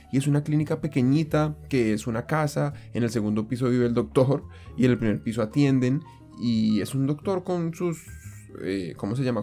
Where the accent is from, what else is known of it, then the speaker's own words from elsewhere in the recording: Colombia; now in Japan; en mi caso como colombiano, fue muy distinto cuando yo llegué acá y es que en Colombia estamos acostumbrados